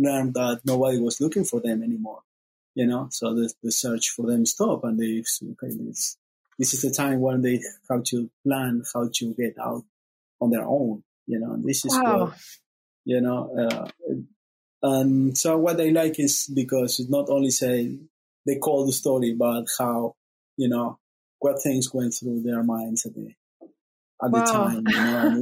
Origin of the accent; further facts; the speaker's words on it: Uruguay; moved away; I'm originally from Uruguay